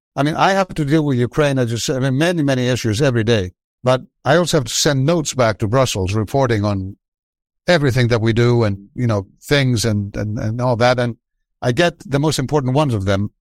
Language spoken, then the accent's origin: English; Athens, Attica, Greece; I was from Athens